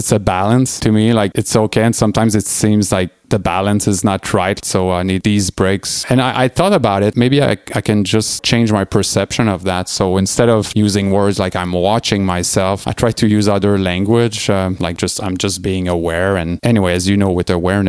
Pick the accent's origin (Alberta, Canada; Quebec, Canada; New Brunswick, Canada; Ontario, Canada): Quebec, Canada; Quebec City; moved away; my family and friends in my hometown in Quebec City